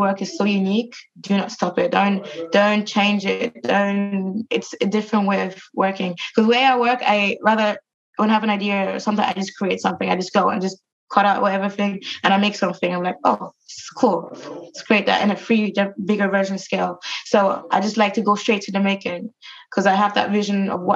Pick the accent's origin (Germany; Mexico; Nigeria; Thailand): Germany; now in London, United Kingdom; I come from Germany and I come from from the countryside, and it was just full of like nature